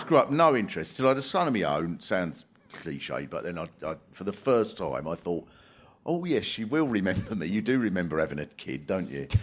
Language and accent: English; Swanley, South East England, United Kingdom; I was brought up in Swanley, which is a little sort of working class town in Kent